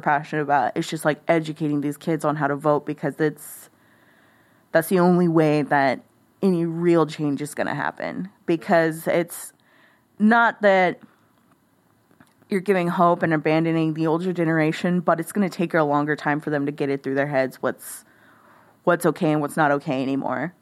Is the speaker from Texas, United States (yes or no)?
yes; Live Oak County, Texas, United States; moved away as an adult; also born or lived in Corpus Christi, Texas; now in Austin, United States; I'm from a rural county. Like that's where I grew up. I grew up in Live Oak County.